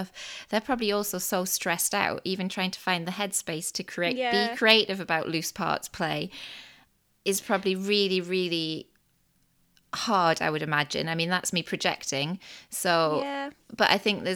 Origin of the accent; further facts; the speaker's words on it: Newcastle upon Tyne, North East England, United Kingdom; as a Geordie